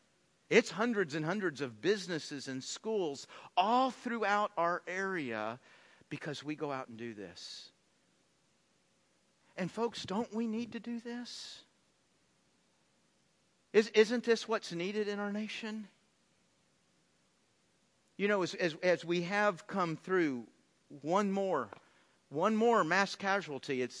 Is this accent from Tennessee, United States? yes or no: no; Texas, United States; I grew up in Texas